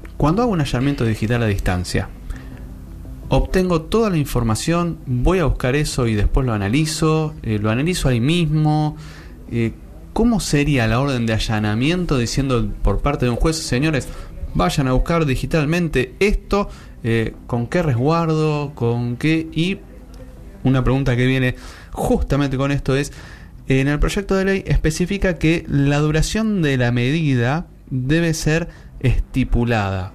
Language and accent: Spanish; Buenos Aires, Argentina; somos de la Ciudad Autónoma de Buenos Aires